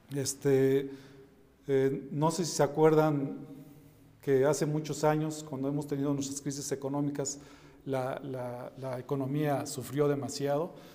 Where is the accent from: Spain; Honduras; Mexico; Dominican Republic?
Mexico; mis hermanos, somos mexicanos